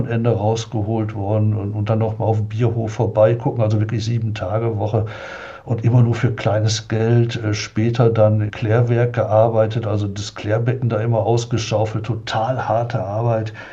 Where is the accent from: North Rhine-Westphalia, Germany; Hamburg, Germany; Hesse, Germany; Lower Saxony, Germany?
North Rhine-Westphalia, Germany; Oberhausen; in Oberhausen, bin ich aufgewachsen im Ruhrgebiet